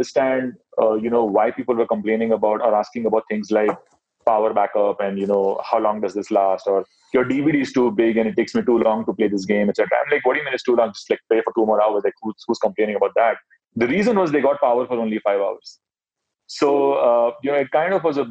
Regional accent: Mumbai, Maharashtra, India; So I grew up in Mumbai. Mumbai is Bollywood city

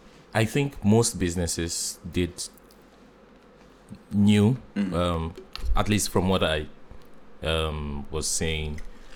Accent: Nigeria; as a Nigerian

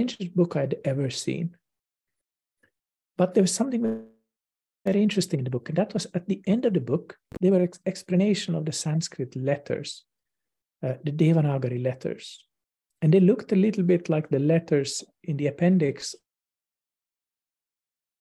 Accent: Finland; here in my hometown in Finland

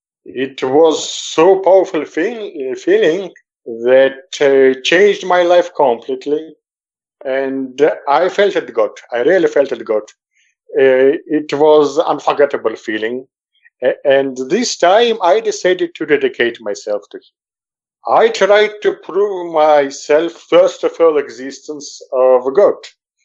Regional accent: Moscow, Russia; moved away as an adult; now in Jerusalem, Israel; I was born in Moscow in '60, was fond of journalism, worked in many Soviet editions

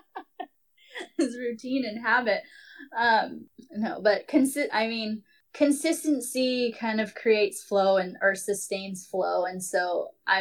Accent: Hawaii, United States; being Hawaiian

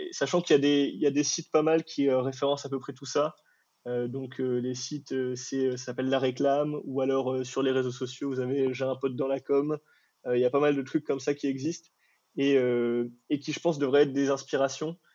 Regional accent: Morocco; parce que moi, je viens du Maroc à la base.

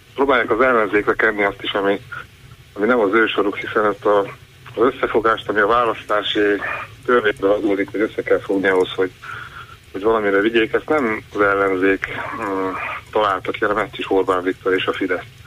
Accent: Fejér, Hungary; Én egy olyan faluba születtem, egy zsákfalu, fejér megyébe

